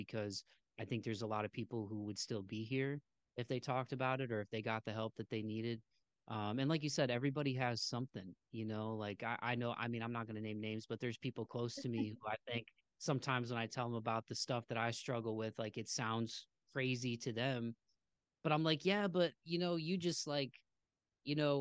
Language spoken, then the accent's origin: English; Midwest, United States; growing up where I grew up in the Midwest